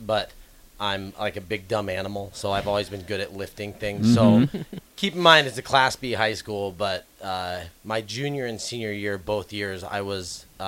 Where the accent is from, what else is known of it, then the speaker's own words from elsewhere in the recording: Grand Island, Nebraska, United States; I grew up in Grand Island and went to Grand Island Northwest.